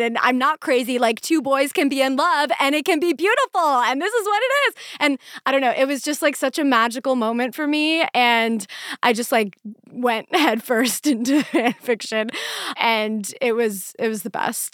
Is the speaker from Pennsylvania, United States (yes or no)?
yes; Pennsylvania, United States; growing up in Pennsylvania in the middle of nowhere